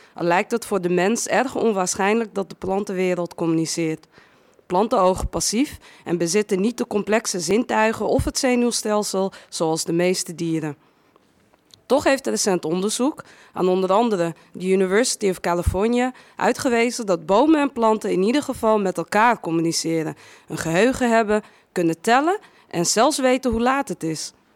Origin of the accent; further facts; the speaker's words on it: Amsterdam, North Holland, Netherlands; also born or lived in Westerpark, Amsterdam; Ik ben eh, geboren in, in West, Westerpark, opgegroeid in Amsterdam-Noord